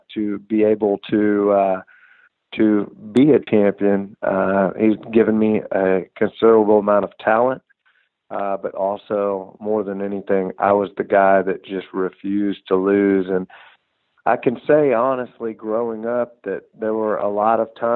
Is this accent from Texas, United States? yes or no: yes; Houston, Texas, United States; I grew up here outside of Houston, Texas